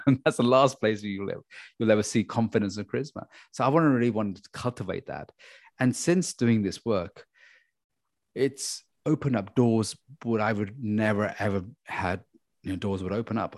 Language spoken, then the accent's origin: English; London, United Kingdom; we're from London